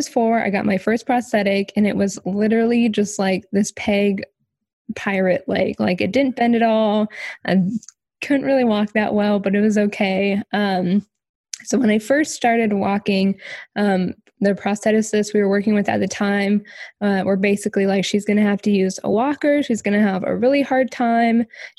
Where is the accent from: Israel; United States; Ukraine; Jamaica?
Ukraine; Mariupol, Donetsk Oblast; born there; So as you said, I was born in Ukraine. I was born in this super small town called Mariupol.